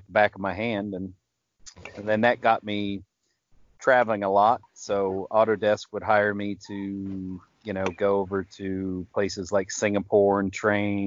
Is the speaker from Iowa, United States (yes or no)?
yes; Iowa, United States; moved away as an adult; also born or lived in Auckland, New Zealand; I'm originally from Iowa